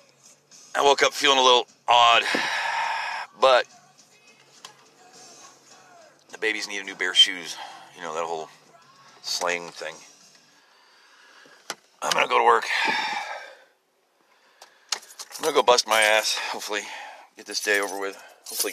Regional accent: United States; I'm an American just like you

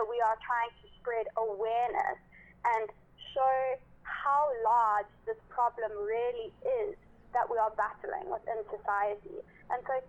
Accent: South Africa; now in Durban, South Africa; as a South African, especially as a South African woman

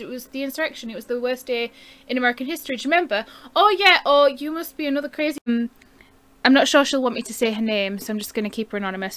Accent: United Kingdom; I'm a Brit

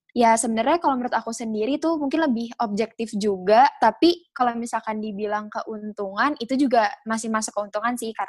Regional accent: Bogor, West Java, Indonesia; mungkin karena aku dari Bogor gak cuman aku doang yang di Bogor

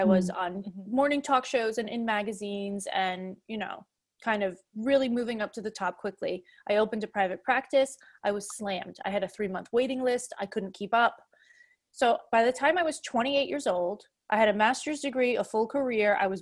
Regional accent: Fall River, Massachusetts, United States; moved away; also born or lived in Prague; I grew up in Fall River

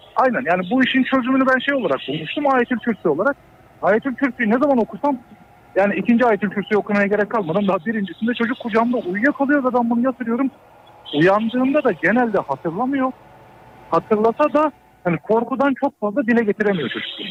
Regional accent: Düzce, Turkey

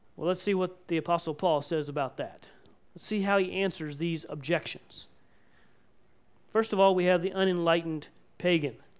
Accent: United States; we as American Christians and as Mennonite Christians

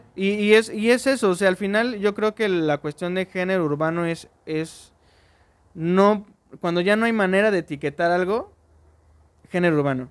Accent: Orizaba, Veracruz, Mexico; soy originario de Orizaba

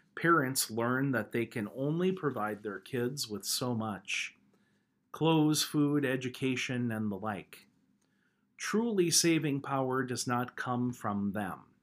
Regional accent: United States; moved away; within just a few miles of the farm where I grew up back in Logan County

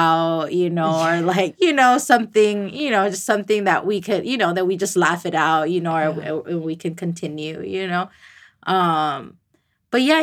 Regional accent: California, United States; I was born in California.

